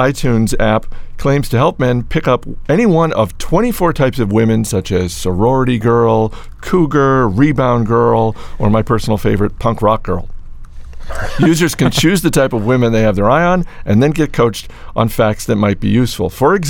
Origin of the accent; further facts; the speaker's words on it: Maine, United States; my home state of Maine